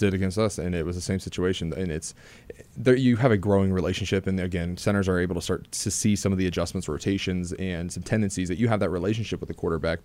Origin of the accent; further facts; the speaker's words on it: Ohio, United States; being an Ohio guy